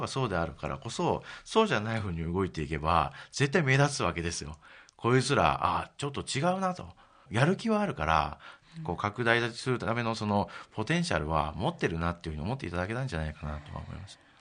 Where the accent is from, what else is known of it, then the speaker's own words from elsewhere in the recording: Kyoto, Japan; moved away as an adult; also born or lived in Tokyo / Takasaki, Gunma; 京都の出身でして、ええ、18まで京都におりまして